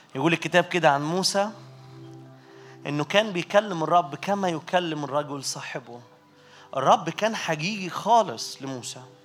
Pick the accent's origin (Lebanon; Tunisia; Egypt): Egypt; Minya, Minya Governorate; انا متجاي من المنيا